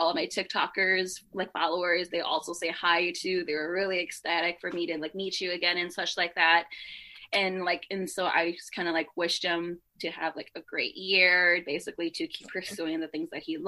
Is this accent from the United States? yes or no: yes; United States